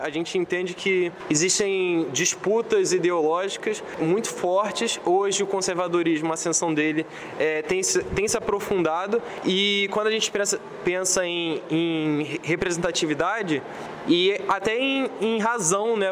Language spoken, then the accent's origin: Portuguese; Baixada Fluminense, Rio de Janeiro, Brazil; Eu venho da Baixada Fluminense